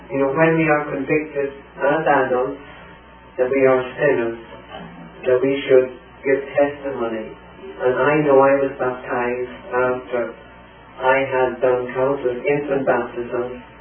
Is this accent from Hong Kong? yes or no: no; Ireland; now in United States; my father was in that uprising, and my background is the old IRA.